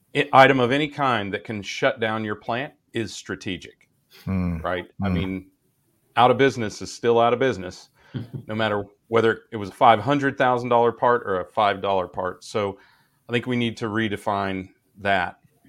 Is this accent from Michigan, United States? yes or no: no; Wichita, Kansas, United States; I'm from Wichita, Kansas. If a business can survive in Wichita, Kansas, it can survive anywhere.